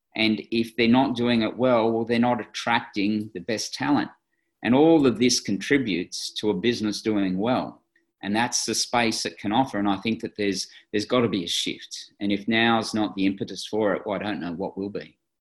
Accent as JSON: {"language": "English", "country": "Australia"}